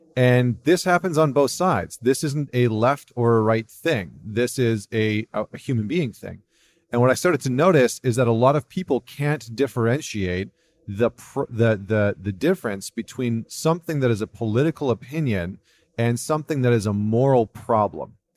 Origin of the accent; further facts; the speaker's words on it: Canada; as a Canadian